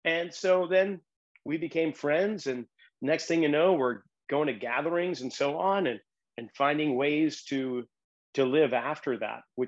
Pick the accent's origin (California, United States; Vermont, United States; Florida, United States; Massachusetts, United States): Massachusetts, United States; Boston; moved away; growing up in the Irish Roman Catholic suburbs of Boston